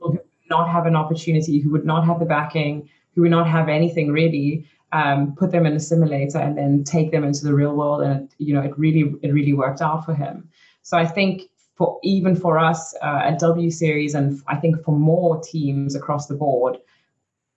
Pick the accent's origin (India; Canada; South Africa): South Africa; moved away as an adult; also born or lived in Belgium; I was quite lucky growing up in South Africa